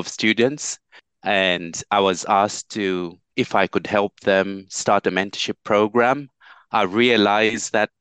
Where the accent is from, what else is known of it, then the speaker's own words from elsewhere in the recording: Kalulushi, Copperbelt Province, Zambia; now in Stevenage, United Kingdom; Kalulushi, my hometown in Zambia, in Africa.